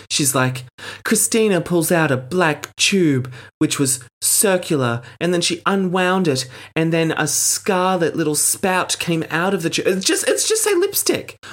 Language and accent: English; Australia; as an Australian